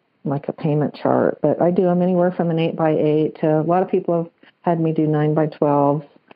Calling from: Salt Lake City, Utah, United States; I'm calling from the Salt Lake City, Utah area.

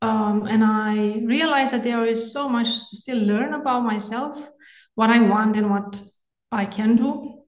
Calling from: Denmark; English is a second language; I'm calling from Denmark.

